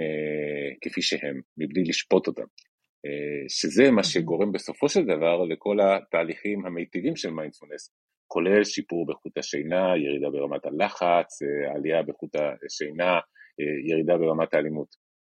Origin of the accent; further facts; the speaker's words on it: Chile; moved away as an adult; now in Israel; כשהייתי נער בצ'ילה